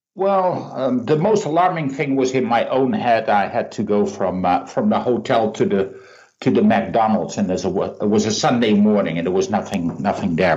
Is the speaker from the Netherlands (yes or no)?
yes; Netherlands; I'm being cynical from Holland